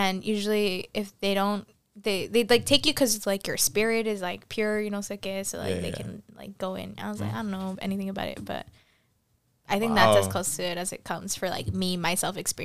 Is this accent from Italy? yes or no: no; Argentina; moved away; I was born in Argentina.